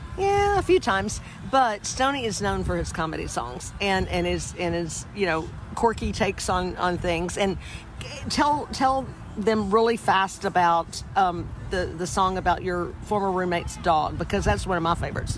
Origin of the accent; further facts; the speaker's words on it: Texas, United States; I'm a Texan